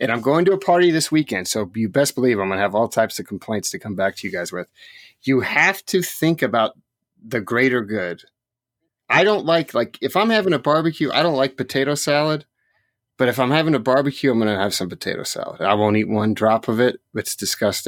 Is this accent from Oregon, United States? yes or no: yes; Cottage Grove, Oregon, United States; Stand By Me was filmed in my hometown of Cottage Grove, Oregon